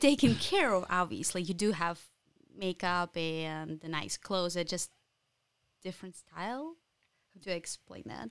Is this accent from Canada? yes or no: no; Ukraine; English is a second language; moved away as an adult; now in Lansing, United States; I'm from Ukraine